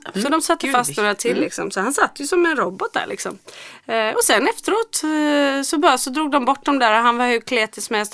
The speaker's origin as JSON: {"language": "Swedish", "town": "Gothenburg", "region": "Västra Götaland", "country": "Sweden", "said": "Jag är från Göteborg"}